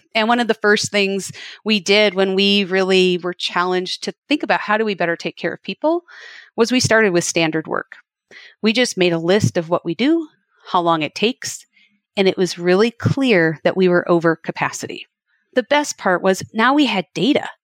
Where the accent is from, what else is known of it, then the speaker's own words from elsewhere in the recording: Wisconsin, United States; I grew up milking cows in Wisconsin